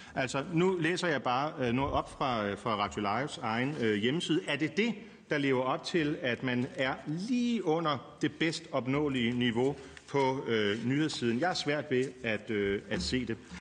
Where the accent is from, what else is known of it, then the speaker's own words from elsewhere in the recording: Fredericia, Southern Denmark, Denmark; jeg er jo øh, født og opvokset i Fredericia